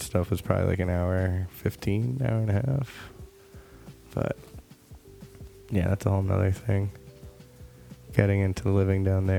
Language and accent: English; Fair Lawn, New Jersey, United States; now in Vail, United States; So yeah, I grew up there. I mean, I was born in Fairlawn.